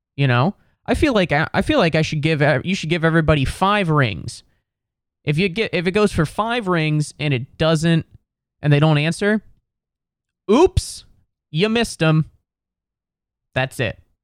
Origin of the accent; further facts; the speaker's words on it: Cincinnati, Ohio, United States; now in New York City, United States; I'm from Ohio, I'm from Cincinnati